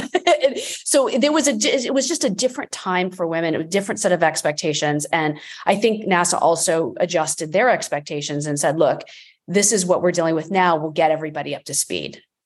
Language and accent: English; Florida, United States; I grew up in the eighties and, um, I, I'm from Florida